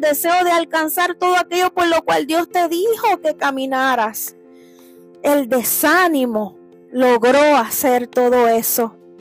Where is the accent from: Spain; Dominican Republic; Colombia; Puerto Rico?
Puerto Rico; moved away; allá en mi isla de Puerto Rico